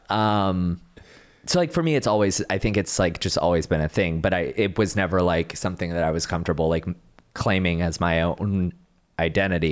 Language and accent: English; Dallas-Fort Worth area, Texas, United States; the middle child from Texas, like, Dallas, Fort Worth area